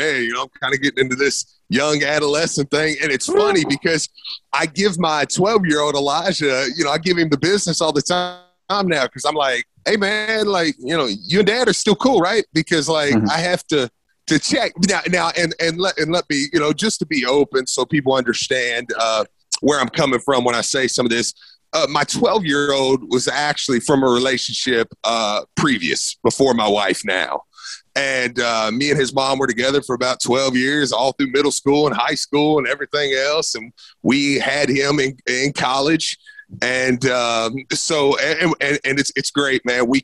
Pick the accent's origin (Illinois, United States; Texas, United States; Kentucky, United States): Kentucky, United States; Shepherdsville; I grew up, obviously, in Bullitt County in Shepherdsville. I mean, that's where I was pretty much born and raised